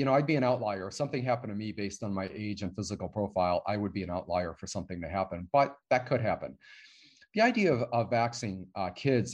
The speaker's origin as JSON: {"language": "English", "region": "Michigan", "country": "United States", "moved": "yes", "lives_now": "Texas, United States", "said": "I'm from Michigan."}